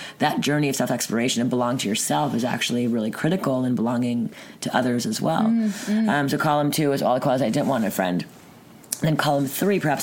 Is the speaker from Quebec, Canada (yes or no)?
yes; Montreal, Quebec, Canada; From Montreal, born and raised.